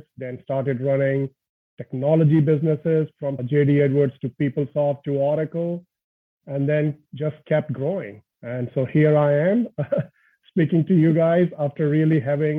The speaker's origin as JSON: {"language": "English", "country": "India", "tie": "born or raised there", "moved": "yes", "said": "born and brought up in India, humble family, and really grew up in a family where my dad was getting transferred every couple of years"}